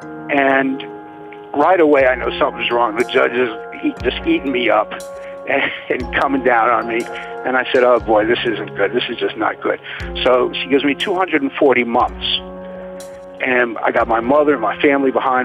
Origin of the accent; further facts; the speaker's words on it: New Orleans, Louisiana, United States; moved away; I grew up in New Orleans